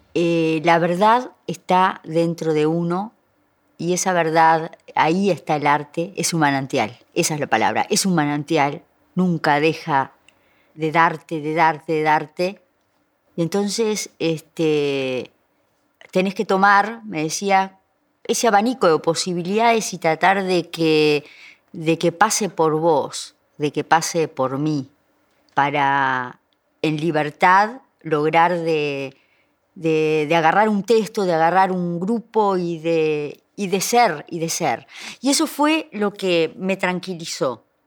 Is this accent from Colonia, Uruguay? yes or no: no; Florida, Uruguay; Yo soy de Florida